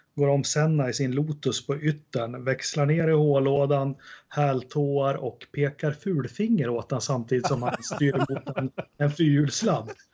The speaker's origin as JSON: {"language": "Swedish", "country": "Sweden", "said": "jag som svensk"}